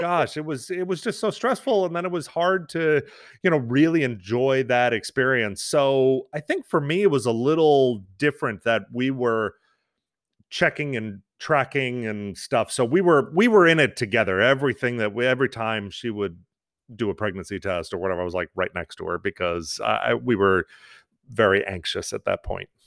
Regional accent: New York, United States; moved away; I was born and raised in New York

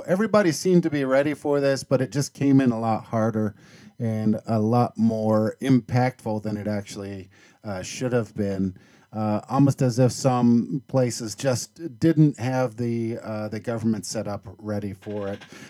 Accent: Seattle, Washington, United States; I'm from Seattle

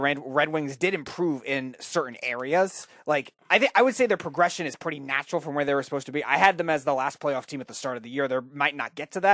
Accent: southern Connecticut, United States; I grew up in Connecticut was more southern

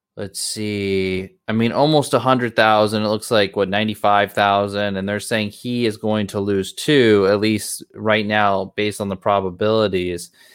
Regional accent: United States; I'm an American

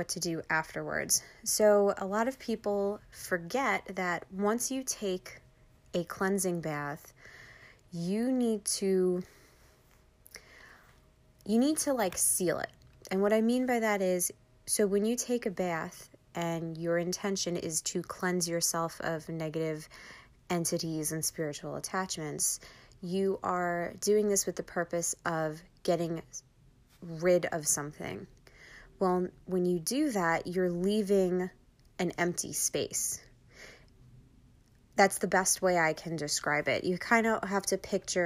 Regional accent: Long Island, New York, United States; accent: Long Island; my Long Island accent

